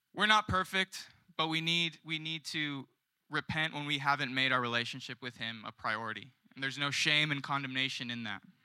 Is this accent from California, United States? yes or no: yes; San Diego, California, United States; moved away as an adult; also born or lived in Australia; now in Carlsbad, United States; I'm originally from South San Diego, um, and I moved up to the promised land of Carlsbad in twenty twenty